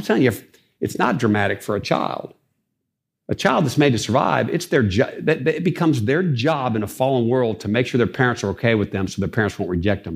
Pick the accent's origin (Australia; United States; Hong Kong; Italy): United States; Dayton, Ohio; I'm from Dayton, Ohio, uh, raised in a single parent home